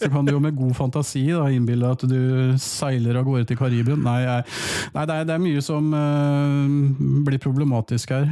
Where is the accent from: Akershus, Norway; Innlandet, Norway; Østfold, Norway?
Østfold, Norway; Halden; now in Fredrikstad, Norway; Jeg er jo opprinnelig fra Halden